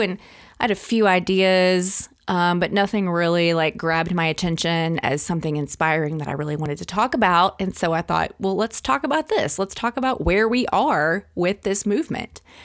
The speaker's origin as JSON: {"language": "English", "region": "Arkansas", "country": "United States", "tie": "born or raised there", "said": "Arkansas, which is my home state"}